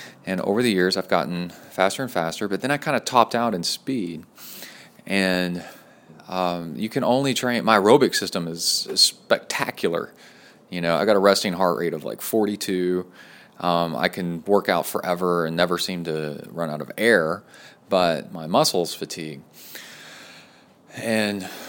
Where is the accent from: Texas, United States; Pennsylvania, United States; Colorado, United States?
Texas, United States; also born or lived in College Station, Texas